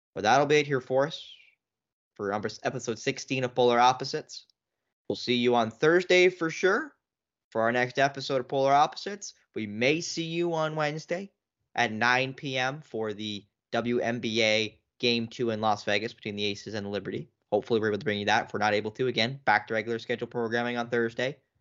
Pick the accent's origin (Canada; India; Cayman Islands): Canada; as a Canadian fan